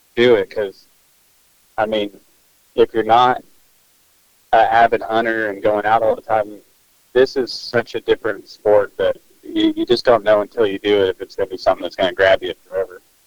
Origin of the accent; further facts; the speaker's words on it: Northwest Arkansas, United States; we're from Northwest Arkansas